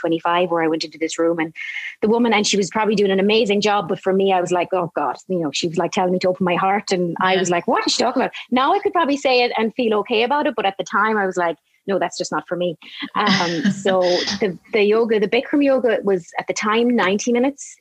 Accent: Galway, Connacht, Ireland; also born or lived in Boston, United States; I was born in Boston, and my parents moved back to Galway, back to Ireland, where they were from, maybe when I was about nearly three. And I was in Galway, grew up there

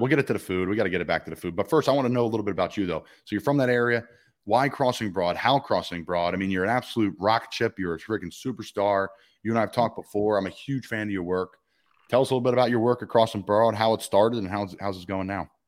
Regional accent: Doylestown, Pennsylvania, United States; where I grew up in Doylestown

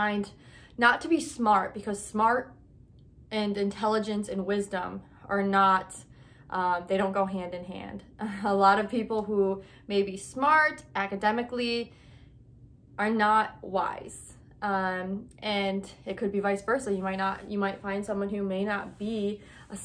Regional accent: United States; I'm American

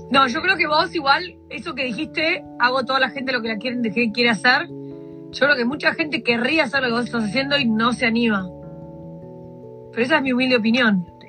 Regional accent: Argentina; moved away; yo estudiaba en la Universidad del Salvador

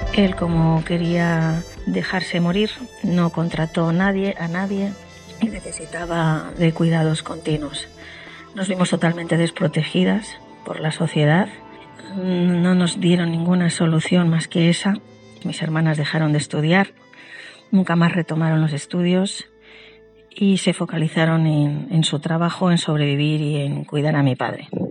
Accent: Spain; mi país, España

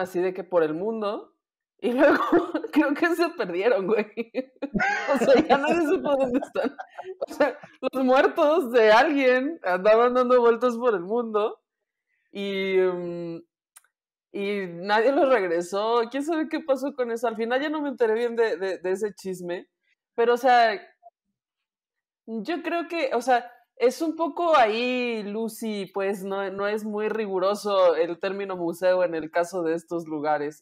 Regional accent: Guanajuato, Mexico; moved away

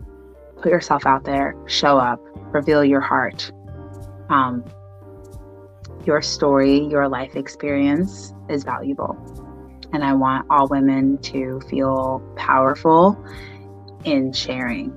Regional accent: New York, United States; also born or lived in Long Island; I grew up in New York, Brooklyn, and Long Island

